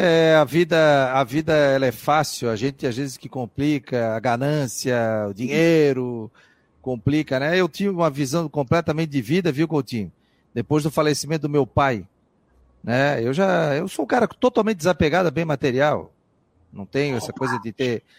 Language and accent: Portuguese; Florianópolis, Santa Catarina, Brazil; Eu sou do Morro do Céu também. Morro do Céu, nasci ali na Cruz de Souza, ali no Morro do Céu